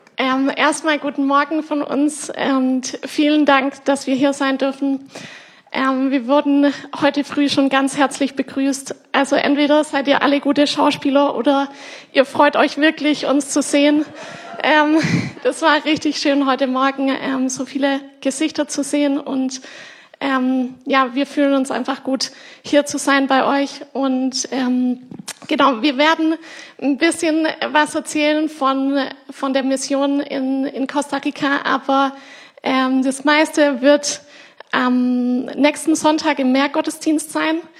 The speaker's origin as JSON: {"language": "German", "country": "Germany", "tie": "born or raised there", "said": "weil ich hier aufgewachsen bin in der Gemeinde, von euch geformt wurde."}